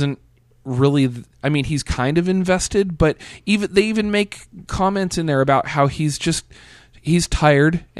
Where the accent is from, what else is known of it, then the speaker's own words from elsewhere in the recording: Pacific Northwest, United States; I grew up in the Pacific Northwest too